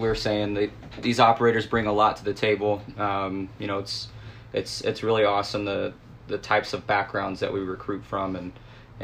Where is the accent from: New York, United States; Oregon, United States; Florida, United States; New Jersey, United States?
Oregon, United States; a small town in; now in Snohomish, United States; I come from a small town in Oregon. I currently live in Snohomish, Washington.